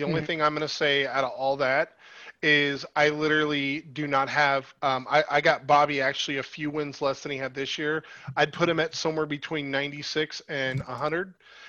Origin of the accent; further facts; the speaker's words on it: New Orleans, Louisiana, United States; But sorry, I'm from the French Quarter, so, you know, obviously we're all about lefties.